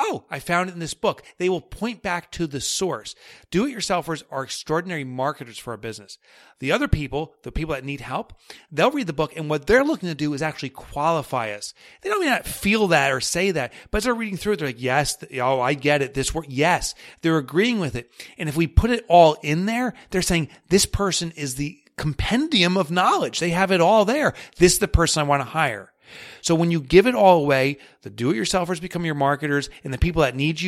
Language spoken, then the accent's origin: English; New York, United States; accent: New York; And that's my New York accent.